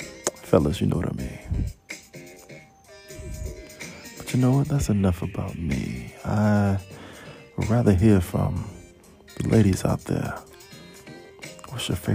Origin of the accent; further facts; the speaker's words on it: Miami, Florida, United States; I'm from Miami?